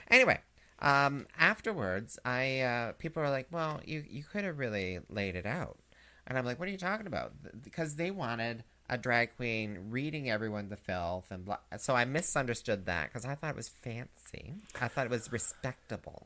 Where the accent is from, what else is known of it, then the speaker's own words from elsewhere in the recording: Canada; us Canadians